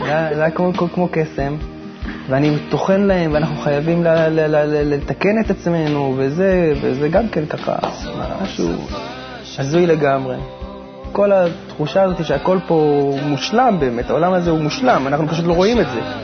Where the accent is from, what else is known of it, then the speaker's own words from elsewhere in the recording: Haifa, Haifa District, Israel; moved away as an adult; also born or lived in United States; ואנחנו בכלל חיפאים במקור